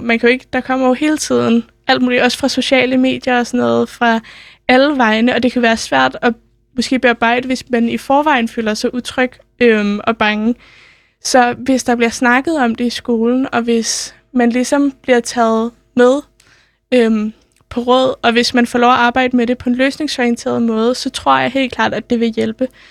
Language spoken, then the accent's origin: Danish; Copenhagen, Capital Region of Denmark, Denmark; har jeg selv gået på, folk, øh, på Sølvgadeskole. Den ligger ikke så langt fra Nørreport